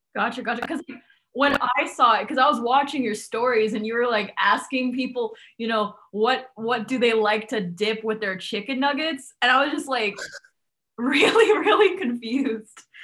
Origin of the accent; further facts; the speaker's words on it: Hong Kong; now in United States; I grew up in Hong Kong